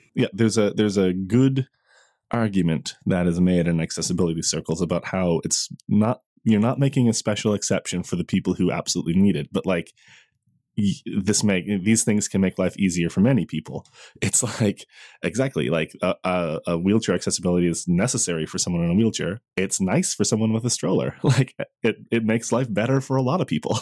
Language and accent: English; Newfoundland and Labrador, Canada; I grew up in Newfoundland.